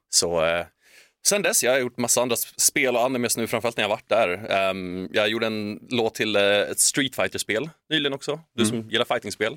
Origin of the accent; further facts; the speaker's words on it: Sweden; moved away as an adult; also born or lived in Tokyo, Japan; som svensk